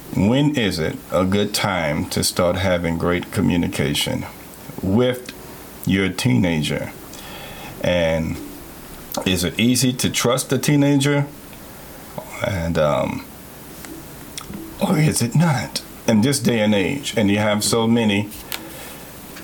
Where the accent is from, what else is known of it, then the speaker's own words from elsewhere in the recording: New York City, New York, United States; now in Spartanburg, United States; New York City. That's because that's where I'm from